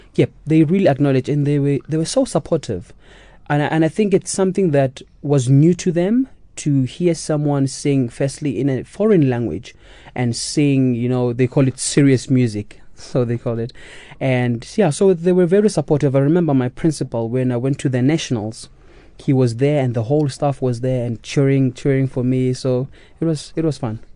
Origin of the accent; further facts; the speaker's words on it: Katlehong, Gauteng, South Africa; moved away as an adult; also born or lived in Soweto; now in Germany; I was born in Soweto, but we moved to Katlehong when I was only one week old.